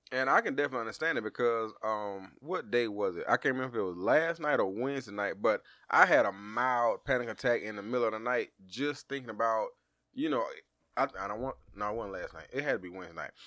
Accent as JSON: {"language": "English", "region": "Georgia", "country": "United States", "said": "we from Georgia"}